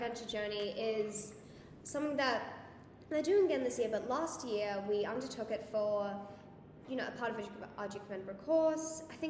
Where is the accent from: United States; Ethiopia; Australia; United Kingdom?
Australia; now in Singapore; as an Australian